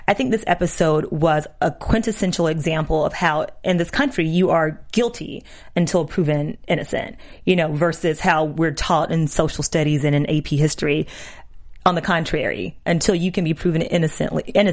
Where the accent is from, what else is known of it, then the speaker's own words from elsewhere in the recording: Georgia, United States; I'm from Georgia